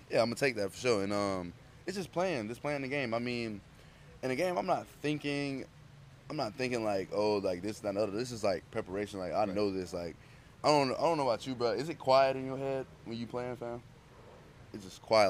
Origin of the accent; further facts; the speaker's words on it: Georgia, United States; I'm from Georgia